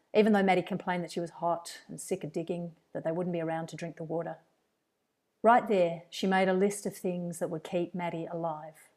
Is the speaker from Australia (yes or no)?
yes; Perth, Western Australia, Australia; now in Wellington, New Zealand; my childhood and my teenage years were spent in first, just outside Perth and then in Perth